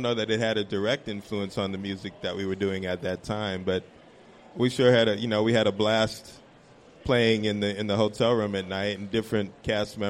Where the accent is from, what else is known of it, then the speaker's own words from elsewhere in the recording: New York City, New York, United States; we grew up in New York City